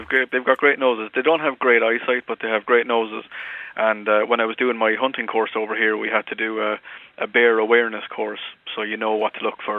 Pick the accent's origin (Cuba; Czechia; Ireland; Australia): Ireland; Mullingar, Leinster; now in South Carolina, United States